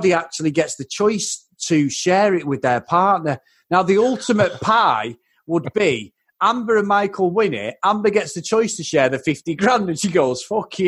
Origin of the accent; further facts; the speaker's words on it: Manchester, North West England, United Kingdom; I'm from Manchester